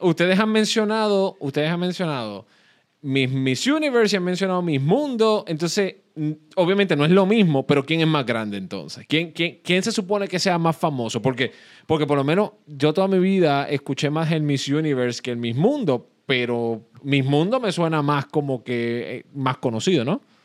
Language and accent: Spanish; Puerto Rico; yo nací y crecí en Puerto Rico